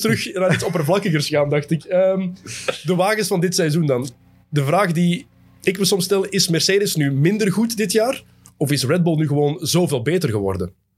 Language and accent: Dutch; Belgium; Als Belg